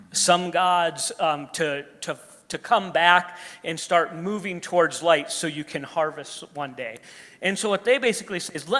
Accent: United States; us as an American culture

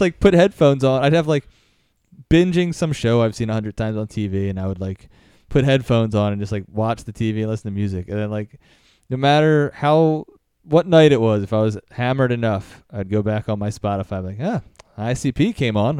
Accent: Philadelphia, Pennsylvania, United States; also born or lived in Lancaster, Pennsylvania; I'm from Philly

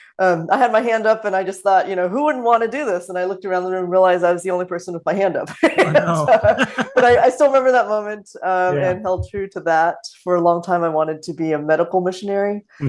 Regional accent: Los Angeles, California, United States; also born or lived in Singapore / Philippines / Ohio / Korea; I was born in Singapore. We moved to the Philippines and to California and to Ohio and to Korea and a bunch of different places in the course of my childhood.

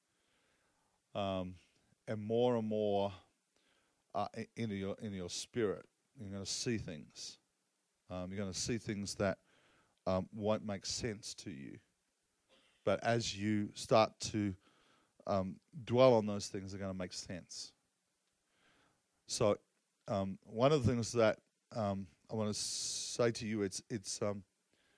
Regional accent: Australia; I'm Aussie

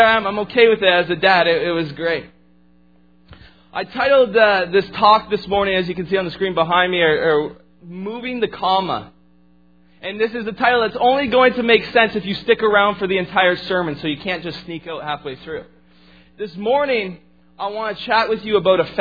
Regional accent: Fonthill, Ontario, Canada; moved away as an adult; also born or lived in Lake Point; I actually grew up just outside of Niagara Falls area in a small town called Font Hill

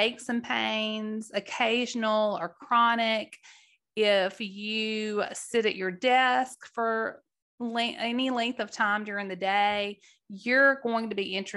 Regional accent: Mississippi Delta, United States; now in Tennessee, United States; We now reside in Tennessee, but growing up in the Delta, the Mississippi Delta

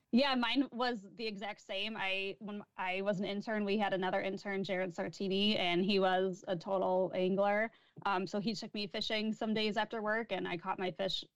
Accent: Chicago, Illinois, United States; moved away as an adult; also born or lived in Michigan; I grew up in Chicago.

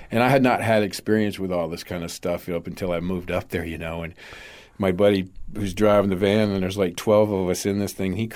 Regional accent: Delavan, Wisconsin, United States; moved away; also born or lived in Everglades City, Florida; the little town Delavan next door where I actually went to high school

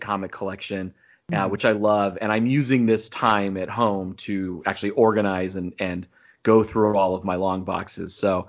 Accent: east of Los Angeles, California, United States; now in Arizona, United States; Like most people in Arizona, I was born in California. So I was born in east of LA. I was literally born right on the fault line.

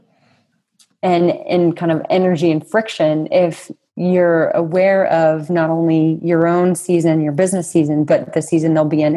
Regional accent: New England, United States; my context of growing up in New England in the United States

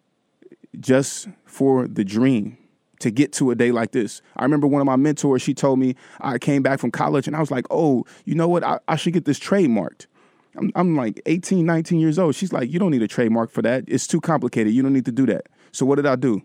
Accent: Vallejo, California, United States; my hometown stuff

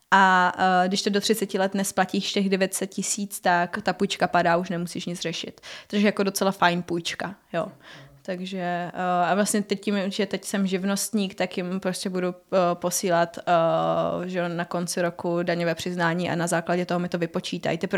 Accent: Havířov, Moravian-Silesian Region, Czechia; Eh, vyšla jsem z Havířova, to je hodně na východě

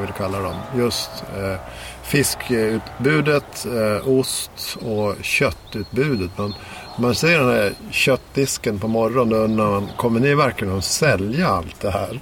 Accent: Dalarna County, Sweden; i Dalarna där jag kommer ifrån

